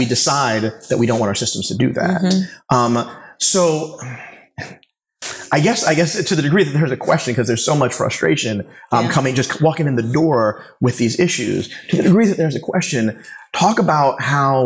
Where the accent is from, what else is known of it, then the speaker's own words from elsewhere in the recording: Philadelphia, Pennsylvania, United States; I'm from Philly, too